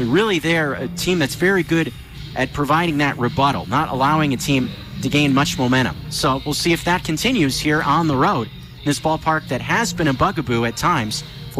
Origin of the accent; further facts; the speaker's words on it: Bay Area, California, United States; moved away; growing up in the Bay Area